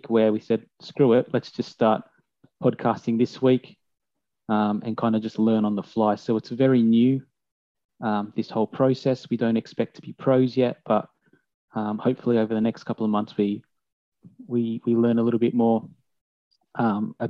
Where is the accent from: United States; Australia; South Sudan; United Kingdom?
Australia; we're all Australian as well